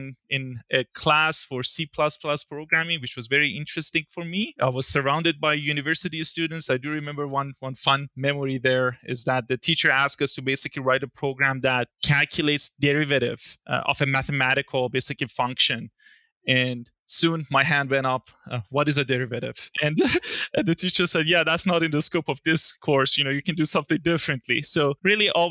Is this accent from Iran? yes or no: yes; Iran; moved away as an adult; also born or lived in Milan, Italy; now in Calgary, Canada; I was born in Iran in 1988. So a bit of a long journey to get to where I am here in Calgary